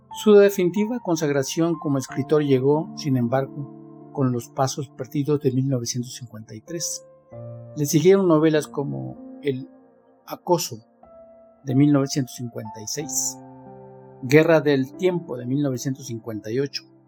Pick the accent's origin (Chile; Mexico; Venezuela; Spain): Mexico; Soy mexicano, tengo 69 años y vivo en Talnepantla